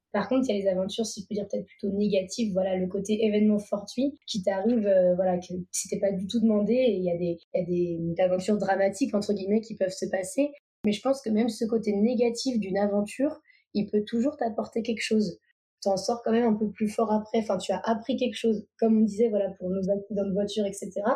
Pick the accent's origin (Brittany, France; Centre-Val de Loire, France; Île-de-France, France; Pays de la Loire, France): Pays de la Loire, France; Vendée; now in Savoie, France; je viens de Vendée à la base. Et là, actuellement, je vis en Savoie